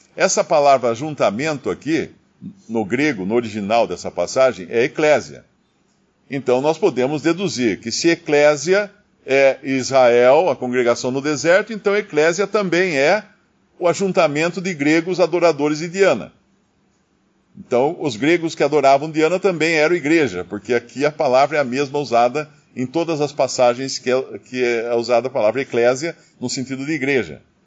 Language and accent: Portuguese; Brazil; porque eu moro no Brasil e sou brasileiro, minha naturalidade brasileira.